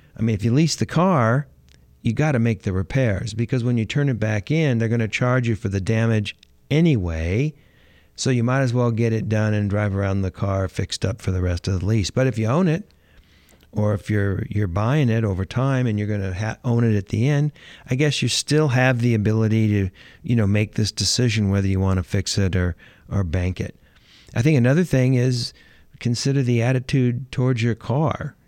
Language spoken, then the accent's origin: English; Los Angeles, California, United States; I'm from California. I'm from Los Angeles.